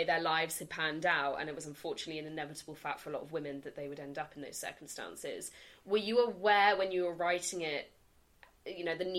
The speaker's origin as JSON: {"language": "English", "town": "Dorchester", "region": "South West England", "country": "United Kingdom", "tie": "born or raised there", "said": "I grew up in Dorchester"}